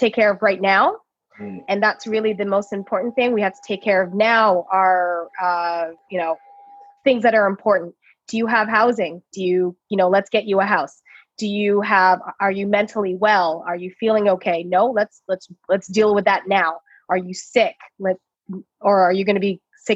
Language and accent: English; Toronto, Ontario, Canada; I was born and raised in Toronto